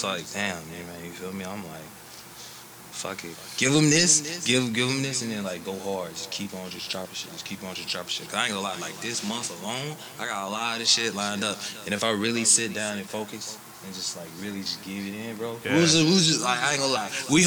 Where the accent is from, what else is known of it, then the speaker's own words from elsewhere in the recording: Alabama, United States; also born or lived in Gary, Indiana; I went to high school in Alabama, and then I was born in Gary, Indiana